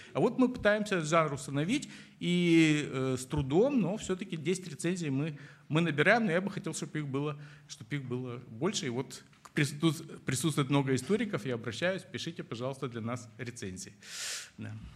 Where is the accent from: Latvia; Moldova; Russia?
Moldova; moved away; я родом из Молдавии